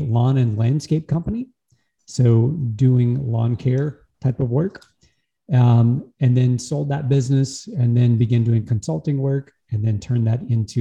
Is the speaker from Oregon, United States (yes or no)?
no; Louisiana, United States; I'm from Louisiana in the US, United States, born and raised in the same town